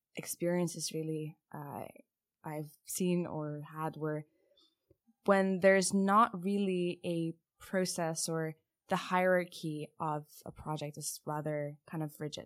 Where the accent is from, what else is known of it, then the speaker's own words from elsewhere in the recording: Lithuania; moved away; I'm originally from Lithuania